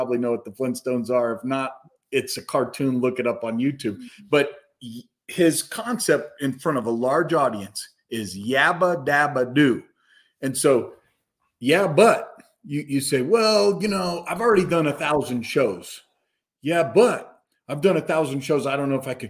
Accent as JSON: {"language": "English", "town": "Castle Rock", "region": "Colorado", "country": "United States", "tie": "born or raised there", "also_born_or_lived": "Madison, Wisconsin", "said": "I grew up in Colorado in Castle Rock is where we ended up, Douglas County High School"}